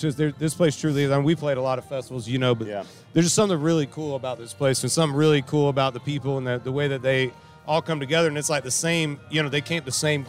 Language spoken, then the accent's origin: English; Central Florida, United States; born or raised there